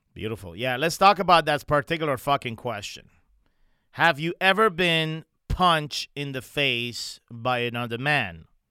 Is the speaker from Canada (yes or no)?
yes; Montreal, Quebec, Canada; moved away; my hometown, Montreal, Canada